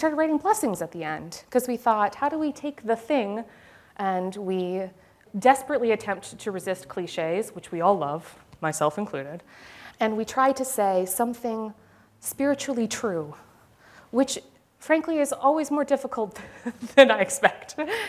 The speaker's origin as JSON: {"language": "English", "region": "Manitoba", "country": "Canada", "tie": "born or raised there", "said": "both my parents were academics. So I grew up in the University of Manitoba"}